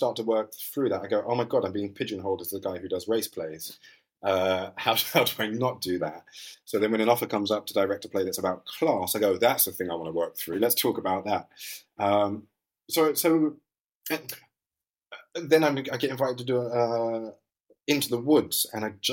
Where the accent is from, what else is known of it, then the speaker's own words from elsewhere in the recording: London, United Kingdom; also born or lived in Leicester; East London.